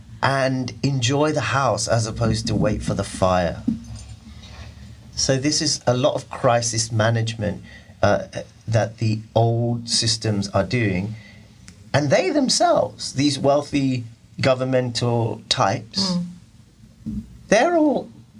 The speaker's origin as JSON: {"language": "English", "country": "India", "said": "I'm a Muslim. I'm an Indian."}